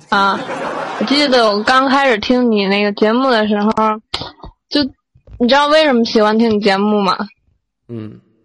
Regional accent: Tianjin, China; 我来自天津

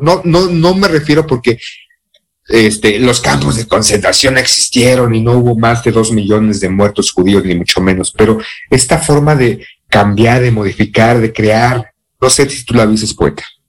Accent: Mexico; soy mexicano

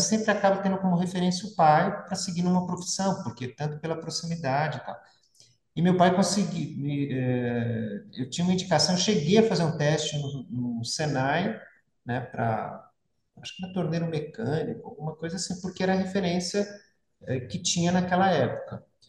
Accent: São Paulo, Brazil; moved away as an adult; also born or lived in São Bernardo do Campo / Santo André; now in São José dos Campos, Brazil; nasci em São Bernardo, me criei em São Paulo e moro em São José

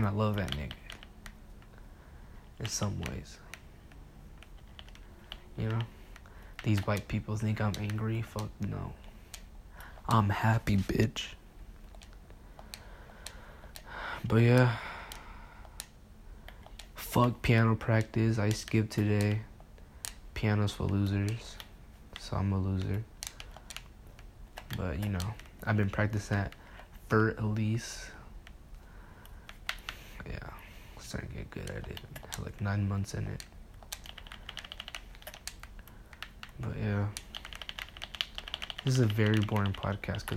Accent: Mexico; now in United States; I'm Mexican.

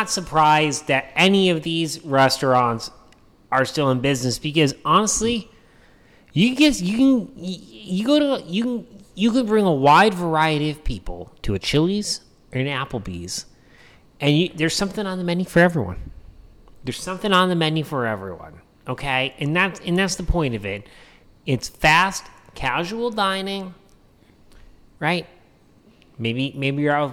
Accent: New Hampshire, United States; now in Arizona, United States; I grew up in New Hampshire.

